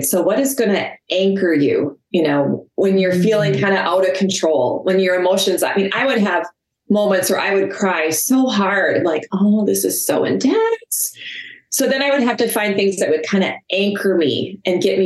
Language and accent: English; Minnesota, United States; I'm from Minnesota